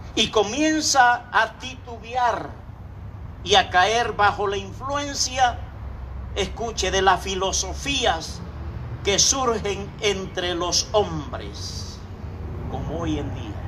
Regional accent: Acapulco, Guerrero, Mexico; moved away as an adult; nosotros somos de Acapulco, Puerto orilla al mar

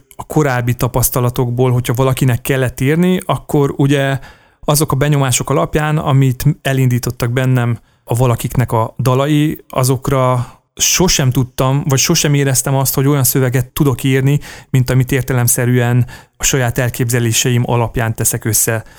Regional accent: Komló, Baranya, Hungary; moved away; akkor még Komlón laktam, mert hogy komlói születésű vagyok

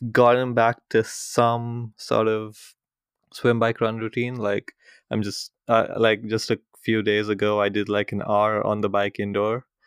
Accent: India; moved away; coming from India where I'm from

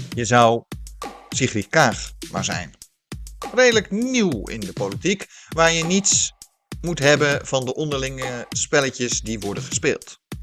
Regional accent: Netherlands; we als Nederlanders

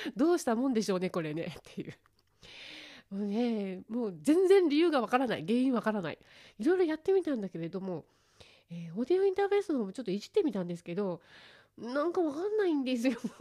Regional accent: Fukushima, Japan; 地元福島

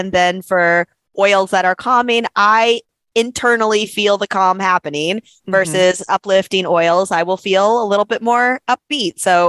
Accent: South Florida, United States; now in Austin, United States; I'm from South Florida. I grew up on the beach. I live in Austin, Texas now, and I am landlocked hours from any sort mm-hmm. of beach. I'm used to it now. I've been here for a long time.

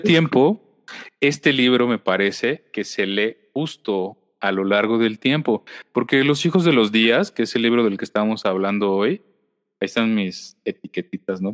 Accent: Mexico; lo que vivimos constantemente como sociedad mexicana

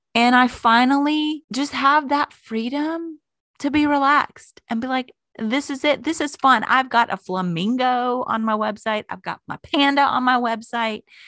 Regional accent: Florida, United States; moved away; I grew up in Florida.

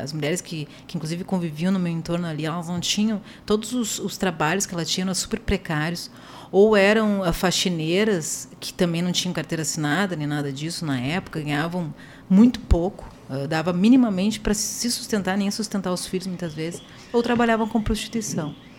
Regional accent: Porto Alegre, Rio Grande do Sul, Brazil; Eu vim é, aqui de uma vila de Porto Alegre, bem conhecida, talvez os senhores, que é a Vila Bom Jesus, né, o bairro Bom é, Jesus

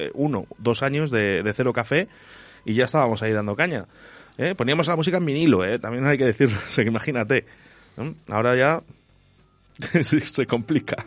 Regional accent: Basque Country, Spain; moved away; yo vengo de Euskadi

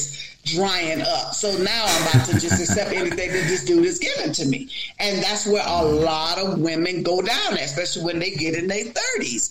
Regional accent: Miami, Florida, United States; moved away; I'm from Miami, Florida

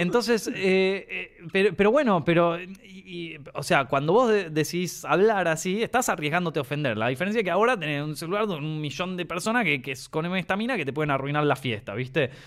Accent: Argentina; yo soy argentino

